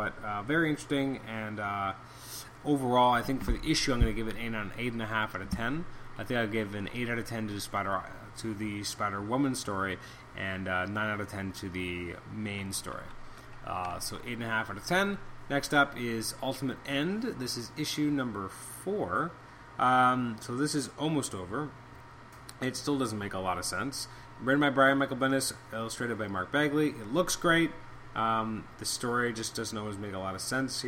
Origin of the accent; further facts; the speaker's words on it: Canada; as a Canadian